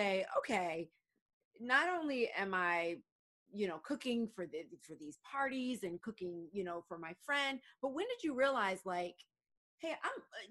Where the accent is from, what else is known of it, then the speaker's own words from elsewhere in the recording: Atlanta, Georgia, United States; I'm from Atlanta